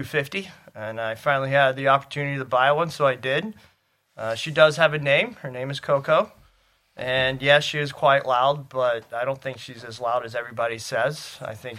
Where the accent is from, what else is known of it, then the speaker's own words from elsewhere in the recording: Charleston, South Carolina, United States; moved away; I'm from Charleston, South Carolina.